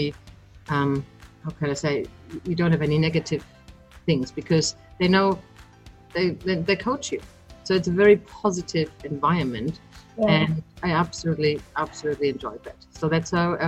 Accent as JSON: {"language": "English", "country": "Germany", "tie": "born or raised there", "accent": "German", "moved": "as an adult", "lives_now": "Australia", "said": "I grew up in Germany, and 20 years ago I came to Australia"}